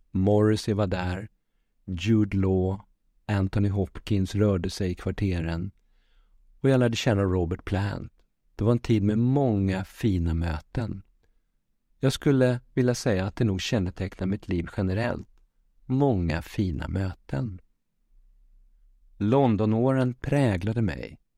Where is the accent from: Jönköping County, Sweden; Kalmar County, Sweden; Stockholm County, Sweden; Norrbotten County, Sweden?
Kalmar County, Sweden; Västervik; also born or lived in Malmö; Jag är född i Malmö, men uppvuxen i Västervik med min mamma, som jag har en nära relation med.